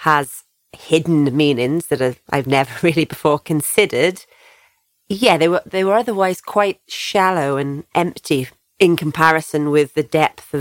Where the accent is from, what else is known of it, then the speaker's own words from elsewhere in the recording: Crumlin, Wales, United Kingdom; which is just 5 miles up the road from my hometown, Crumlin